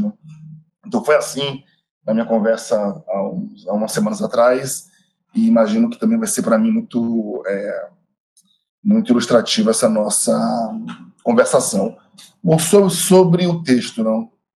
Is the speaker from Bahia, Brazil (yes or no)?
yes; Bahia, Brazil; eu sou baiano